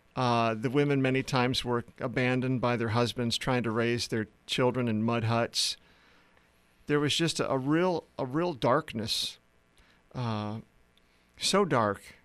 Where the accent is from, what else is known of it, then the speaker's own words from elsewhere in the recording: South Dakota, United States; moved away as an adult; also born or lived in Philadelphia area / Uganda; I grew up in the Midwest in uh, South Dakota.